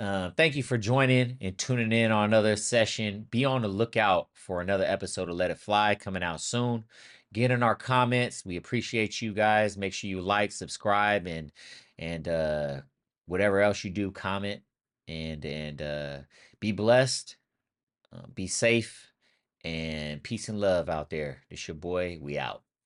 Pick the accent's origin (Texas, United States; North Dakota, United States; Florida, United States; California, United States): California, United States; Sacramento; moved away; I'm originally from Sacramento, California